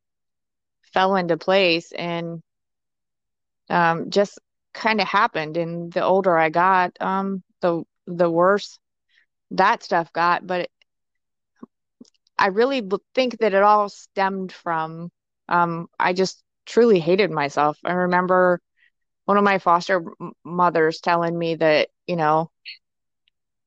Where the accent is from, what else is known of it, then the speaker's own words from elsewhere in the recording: Ohio, United States; I am originally from Ohio